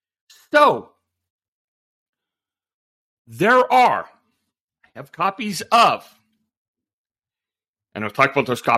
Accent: Nuevo León, Mexico; I'm from Nuevo León, so that was the governor of my home state.

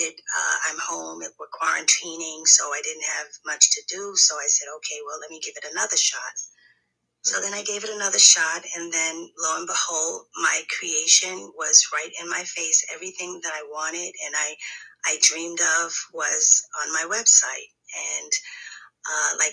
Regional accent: New York City, New York, United States; I'm from Brooklyn, New York

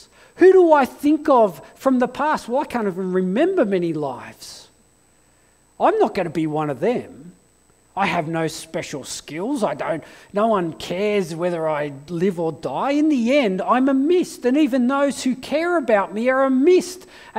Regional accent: England, United Kingdom; born there; And I fled to England because I was born in England, and I spent 3 months in England asking big questions of life.

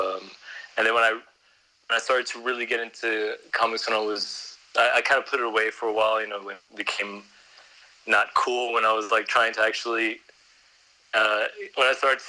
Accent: San Antonio, Texas, United States; now in Vienna, Austria; See, I moved to Vienna from Texas, so when people ask me where I'm from, I usually say I'm from Texas

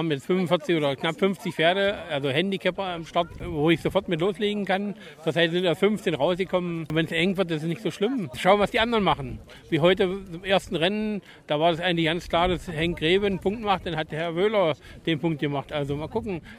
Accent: East Germany, Germany; Ich bin ja ein Ossi.

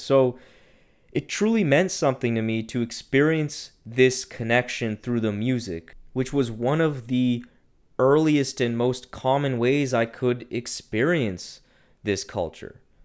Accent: Ottawa, Ontario, Canada; my hometown of Ottawa

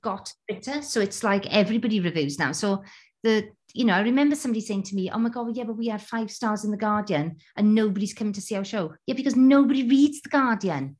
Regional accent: Wales, United Kingdom; as a Welsh person at the Creighton Theatre

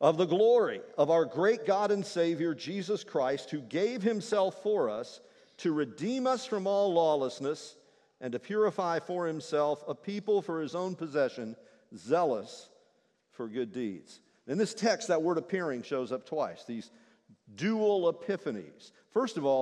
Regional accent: Kentucky, United States; I'm from Kentucky

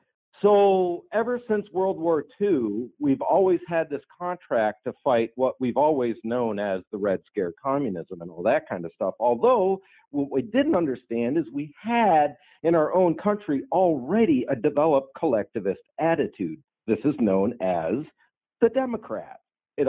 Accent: Dayton, Ohio, United States; Yeah, I'm from Dayton, Ohio.

